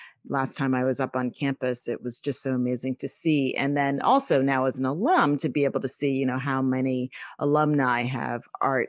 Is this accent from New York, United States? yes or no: yes; New York City, New York, United States; I grew up in the Bronx, New York.